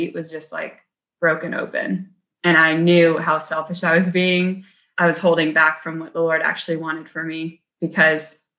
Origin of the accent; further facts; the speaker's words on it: South Bend, Indiana, United States; I grew up in South Bend, Indiana, and with six siblings